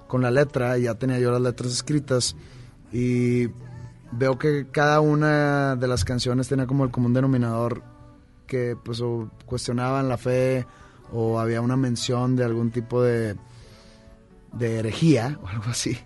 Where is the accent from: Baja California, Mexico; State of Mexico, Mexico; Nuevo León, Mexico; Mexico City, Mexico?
Nuevo León, Mexico; Monterrey; ser profeta en mi tierra